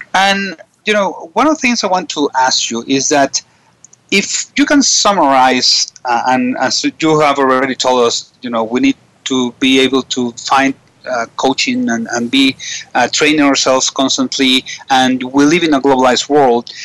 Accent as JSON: {"language": "English", "country": "Venezuela", "said": "I was from Venezuela"}